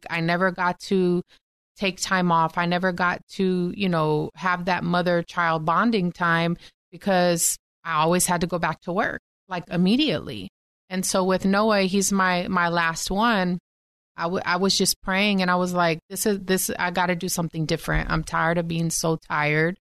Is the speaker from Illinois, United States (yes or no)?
no; Texas, United States; born and raised in Texas